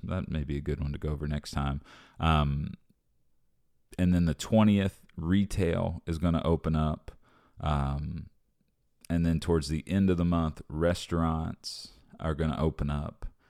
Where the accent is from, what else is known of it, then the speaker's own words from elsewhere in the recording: United States; as an American